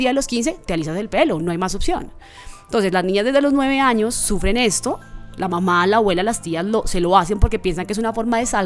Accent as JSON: {"language": "Spanish", "region": "Chocó", "country": "Colombia", "also_born_or_lived": "Bogotá", "said": "En el Chocó, de donde yo soy, porque yo, aunque nací en Bogotá, soy chocuana."}